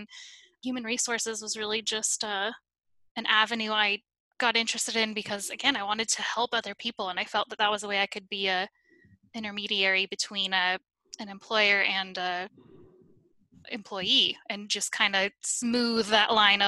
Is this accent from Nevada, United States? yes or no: yes; Reno, Nevada, United States; moved away as an adult; now in North Carolina, United States; I am originally from Reno, Nevada, but I currently live in North Carolina